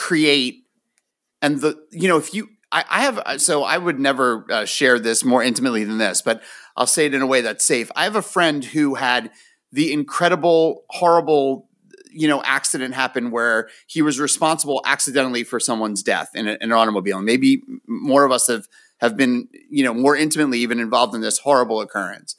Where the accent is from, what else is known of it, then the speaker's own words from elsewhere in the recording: United States; also born or lived in Florida; I grew up right outside of New York City